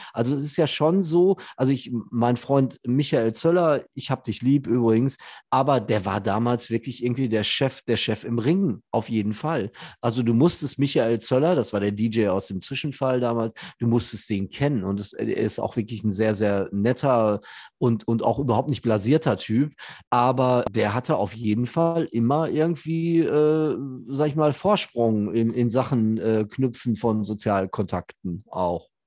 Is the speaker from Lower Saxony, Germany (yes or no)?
no; Gelsenkirchen, North Rhine-Westphalia, Germany; ich bin in Gelsenkirchen groß geworden